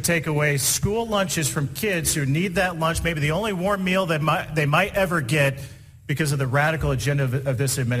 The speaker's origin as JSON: {"language": "English", "region": "Indiana", "country": "United States", "tie": "born or raised there", "said": "Indiana, my home state, recently passed a law at the state legislature"}